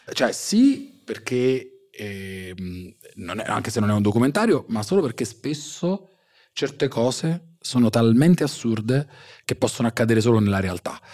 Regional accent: Salerno, Campania, Italy; also born or lived in Russia; quando ero piccolo a Salerno

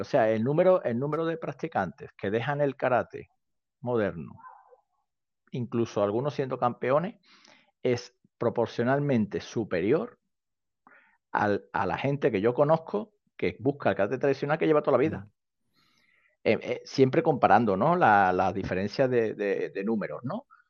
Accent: Seville, Andalusia, Spain; soy sevillano, sevillano

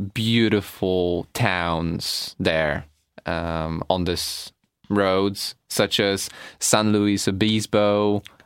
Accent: Poland; we're from Poland

